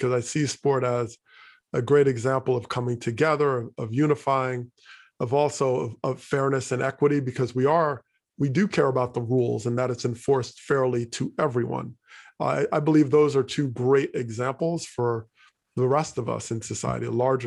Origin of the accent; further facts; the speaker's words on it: Teaneck, New Jersey, United States; also born or lived in Hackensack, New Jersey; I grew up in Teaneck, New Jersey